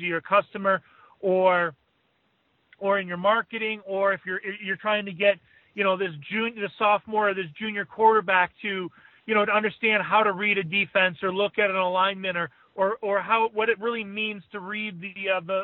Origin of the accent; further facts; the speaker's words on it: Chicago, Illinois, United States; growing up in Chicago